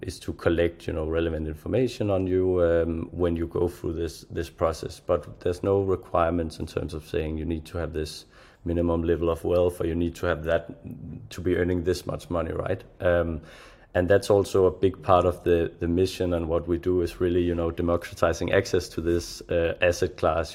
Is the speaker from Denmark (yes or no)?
yes; Denmark; I'm from Europe myself, right? A small country of Denmark in the cold